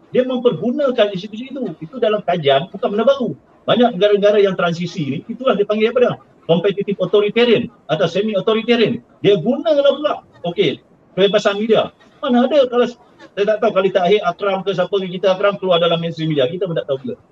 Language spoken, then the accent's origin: Malay; Penang, Malaysia; saya orang Pulau Pinang